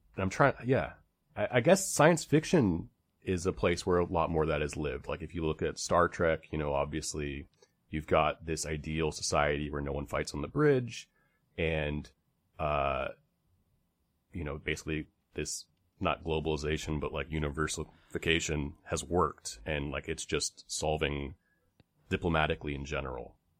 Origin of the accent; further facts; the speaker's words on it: United States; growing up in America